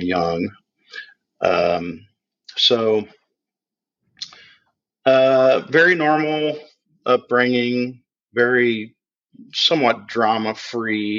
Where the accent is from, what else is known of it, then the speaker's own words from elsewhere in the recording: Indianapolis, Indiana, United States; I was born in November of 67 in Indianapolis. And I grew up in a family of four children